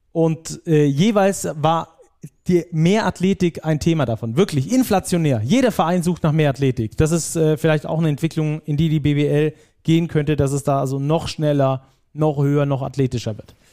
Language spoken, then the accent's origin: German; Baden-Württemberg, Germany; accent: Swabian; also liegt nicht an meinem schwäbischen Akzent.